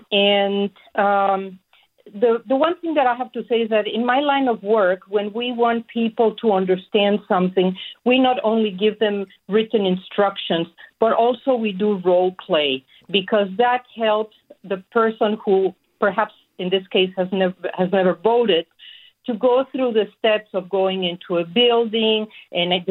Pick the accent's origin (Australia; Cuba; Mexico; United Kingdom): Mexico; Mexico City; moved away as an adult; now in Sacramento, United States; I was born in Mexico City, and for all the years that I, I lived there